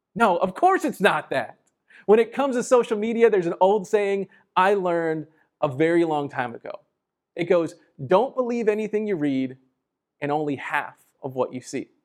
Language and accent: English; San Antonio, Texas, United States; born or raised there; also born or lived in Laredo, Texas